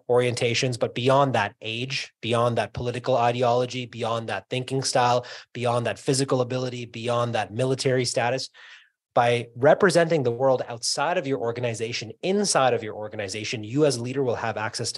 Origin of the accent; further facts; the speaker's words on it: New York, United States; moved away; also born or lived in Canada; I was born in Queens, Astoria, Queens, New York